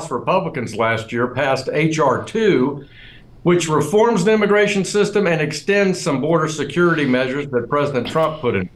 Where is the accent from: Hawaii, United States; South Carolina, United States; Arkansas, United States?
Arkansas, United States